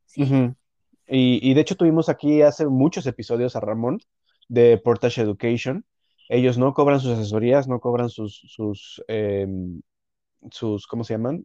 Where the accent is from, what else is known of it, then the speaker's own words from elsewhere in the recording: Mexico; now in Canada; de México.